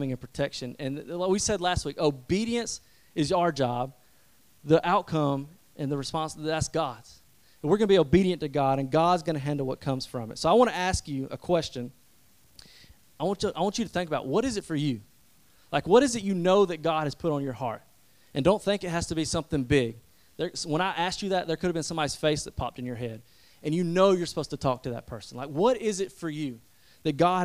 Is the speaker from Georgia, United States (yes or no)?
yes; West Point, Georgia, United States; my hometown where everybody knows me